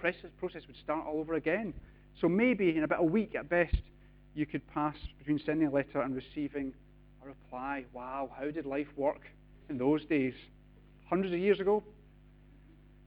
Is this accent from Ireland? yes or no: no; United Kingdom; We're British